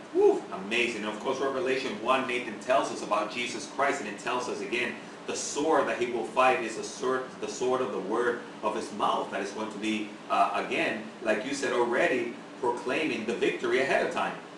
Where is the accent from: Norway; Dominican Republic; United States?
Dominican Republic; moved away; I'm originally from the Dominican Republic